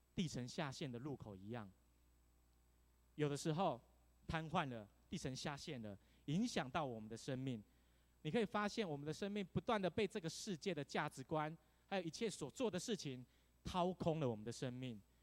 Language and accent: Chinese; Tainan, Taiwan; now in Taipei, Taiwan; 台南。 台南是一个非常悠闲悠活的地方。 哦，我真的很想回到我的故乡